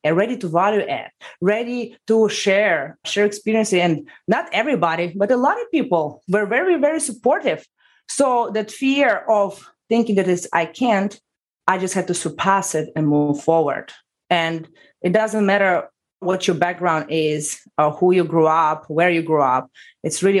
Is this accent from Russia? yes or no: yes; Russia; moved away as an adult; now in United States; from Russia. I came to the United States 11 years ago